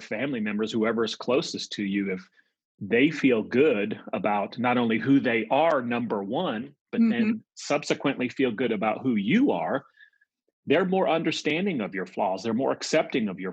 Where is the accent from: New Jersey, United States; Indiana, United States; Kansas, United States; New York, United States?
New York, United States; moved away; also born or lived in central United States; I'm from New York originally, just grew up on the East Coast and then lived in the central part of the States. My family moved